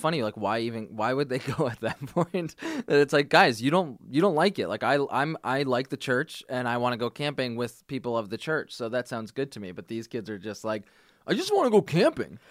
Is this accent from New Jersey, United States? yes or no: yes; New Jersey, United States; I'm from New Jersey